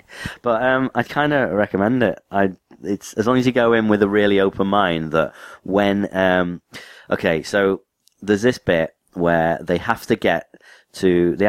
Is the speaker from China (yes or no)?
no; United Kingdom; I'm British.